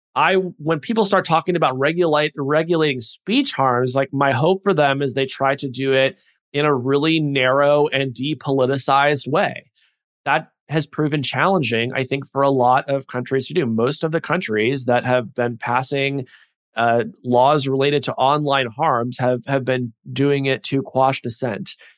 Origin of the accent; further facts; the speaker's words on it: United States; I'm an American